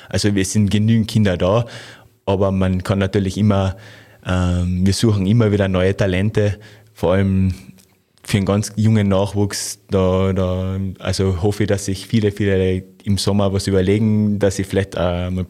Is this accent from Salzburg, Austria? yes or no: no; Carinthia, Austria; Ja, ich bin am Ossiacher See aufgewachsen, also von dem